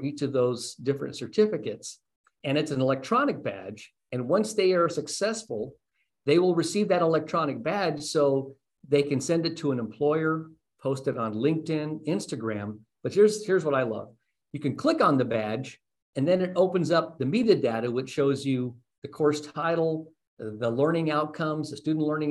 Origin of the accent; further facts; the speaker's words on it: Las Cruces, New Mexico, United States; moved away as an adult; also born or lived in California / Texas / Arizona; now in Los Angeles, United States; I grew up in Las Cruces, New Mexico. It's my hometown.